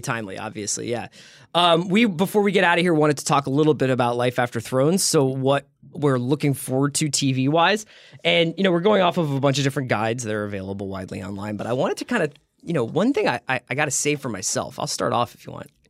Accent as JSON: {"language": "English", "town": "Philadelphia", "region": "Pennsylvania", "country": "United States", "tie": "born or raised there", "said": "I'm from a little little ha- little tucked in neighborhood called Fairmount"}